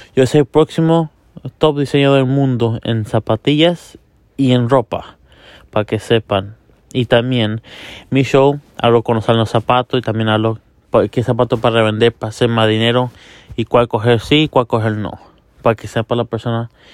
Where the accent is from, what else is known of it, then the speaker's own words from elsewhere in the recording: Miami, Florida, United States; also born or lived in Hialeah; yo soy de Miami, también en mi ciudad, a donde yo vivo es Hialeah, so a mí me dicen niño de Hialeah